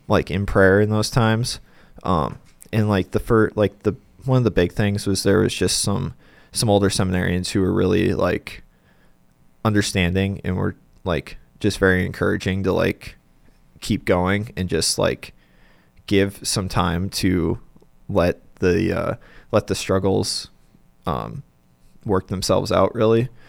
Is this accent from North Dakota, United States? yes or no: yes; Bismarck, North Dakota, United States; moved away as an adult; now in Denver, United States; I'm originally from Bismarck